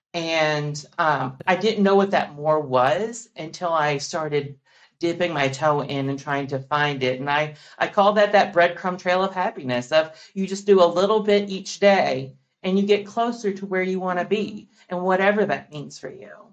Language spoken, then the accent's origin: English; Kentucky, United States; growing up in the South, I feel like, um, especially in, in, Kentucky